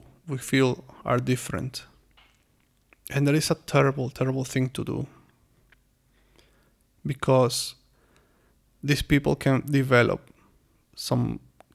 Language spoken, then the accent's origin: English; Venezuela; moved away as an adult; now in China; I'm from Venezuela